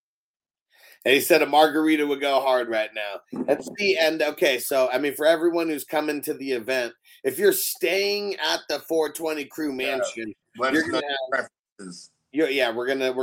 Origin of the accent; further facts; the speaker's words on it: San Diego, California, United States; moved away as an adult; I lived in San Diego my whole life until last year